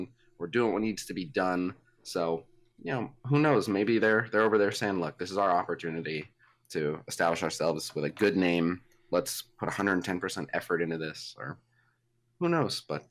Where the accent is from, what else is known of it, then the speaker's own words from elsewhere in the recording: United States; as an American